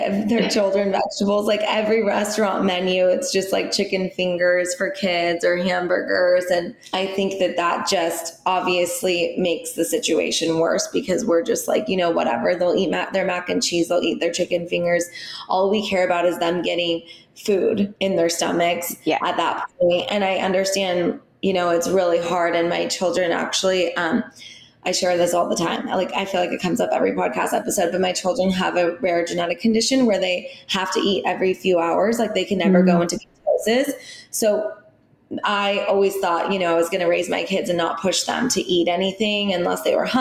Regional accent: Orange County, California, United States; I'm here in Orange County. I grew up here as well

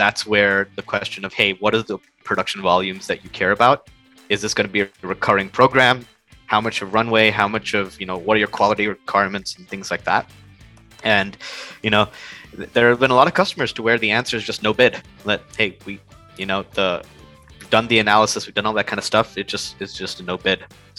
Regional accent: India; English is a second language; now in United States; So I was born in India, but then my family all moved to the USA when I was a really small kid. Lived here for like, I think 9 years before the family moved back to India.

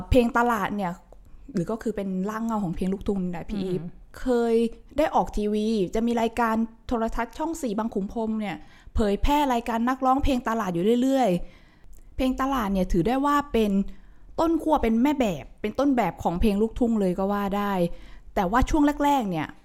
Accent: Bangkok, Thailand; อ้ายเนี่ยเป็นคนกรุงเทพโดยเฉพาะ

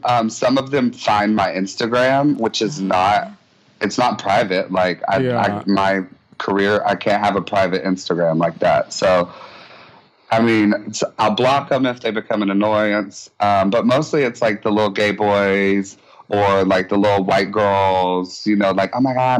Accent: Enterprise, Alabama, United States; Well, it's Enterprise, Alabama.

